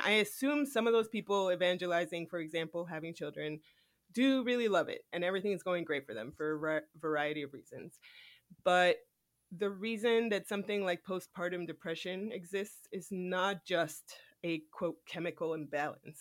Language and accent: English; United States; I was born in America